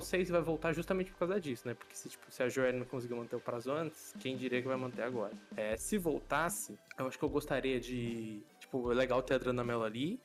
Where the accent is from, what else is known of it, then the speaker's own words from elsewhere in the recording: Brazil; mas a gente é brasileiro